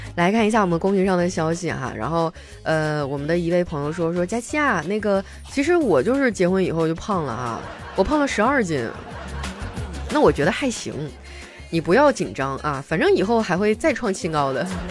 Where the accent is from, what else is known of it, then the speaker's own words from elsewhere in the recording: northern China, China; moved away; 其实我是一个北方人，在我们家这边是不产杨梅的